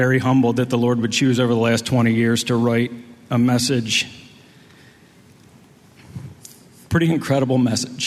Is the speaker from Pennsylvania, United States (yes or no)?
yes; Chambersburg, Pennsylvania, United States; also born or lived in Huntington, Indiana; that's where I'm from. I'm from Chambersburg